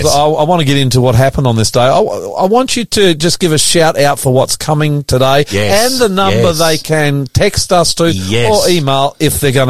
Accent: Australia

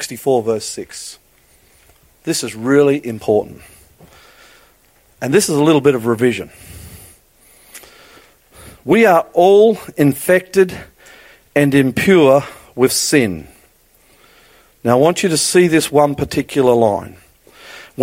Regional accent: Queensland, Australia; I'm a Queenslander

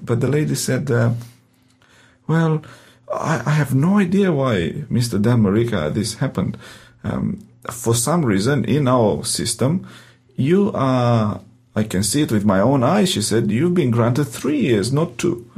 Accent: Romania; accent: Romanian; English is a second language; moved away as an adult; now in Adelaide, Australia; my heavy accent, in uh, Romanian accent

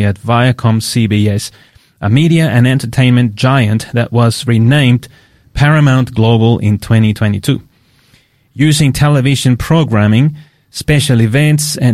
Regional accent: Queensland, Australia; now in Adelaide, Australia; I come from Queensland, yeah, so we didn't see that, the change of seasons as I see them here

